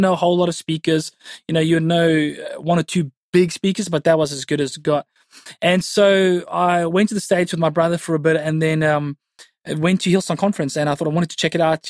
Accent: Cape Town, Western Cape, South Africa; born and bred in Cape Town you know, went to high school at Stellenberg High School in the northern suburbs. Yeah, raised in the northern suburbs.

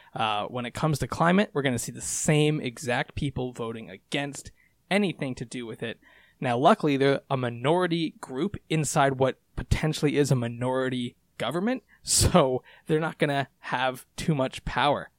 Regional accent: Canada; as a Canadian

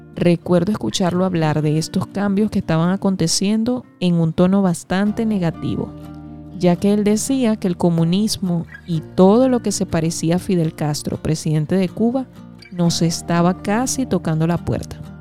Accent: Venezuela; Aproximadamente en medio de mis estudios de primaria, en el año 1999, en mi país Venezuela

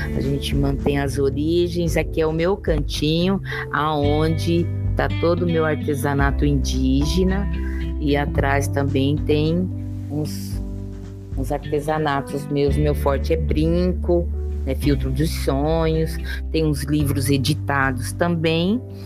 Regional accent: Mongaguá, São Paulo, Brazil; now in Araçatuba, Brazil; Eu sou de Mongaguá, nascida e criada na beira da praia

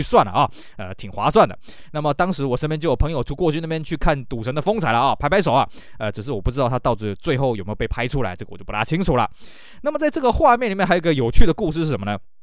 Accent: Taiwan; also born or lived in Rende, Tainan; now in Tainan, Taiwan; 我住在这附近，啊，因为我家就在这个人的糖厂附近

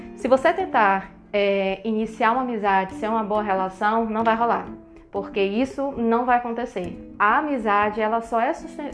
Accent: Salvador, Bahia, Brazil; eu sou de Salvador

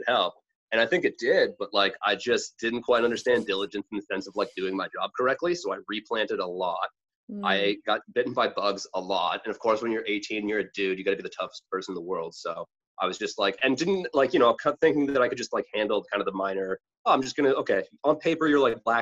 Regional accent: near Peterborough, Ontario, Canada; I went back to Trent, which was near my hometown. And a lot of my friends moved from my hometown to Peterborough

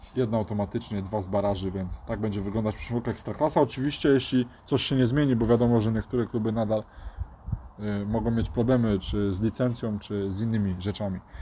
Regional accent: Poznań, Greater Poland, Poland; my jesteśmy z Poznania

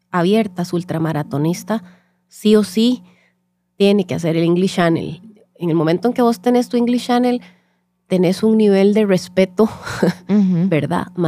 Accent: Costa Rica; Entonces, eh, nosotros somos las ticas

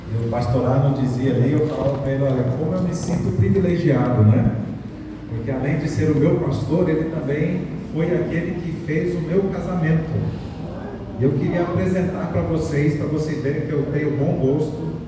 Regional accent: Rio Verde, Goiás, Brazil; also born or lived in São Paulo / Bahia; now in Uruaçu, Brazil; eu sou natural de Rio Verde, aqui no bom estado de Goiás

